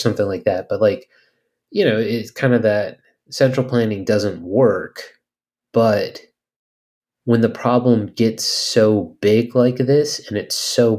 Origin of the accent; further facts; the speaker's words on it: California, United States; like we're from California.